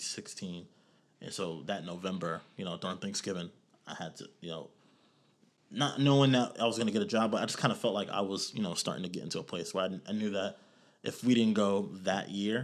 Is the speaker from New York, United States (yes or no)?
yes; New York, United States; For me, you know, I came from New York, so I, you know, this was normal for me.